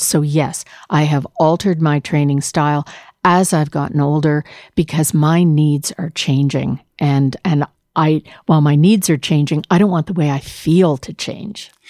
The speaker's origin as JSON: {"language": "English", "country": "Canada", "said": "It's my commitment as a non-Ontarian, as a Canadian"}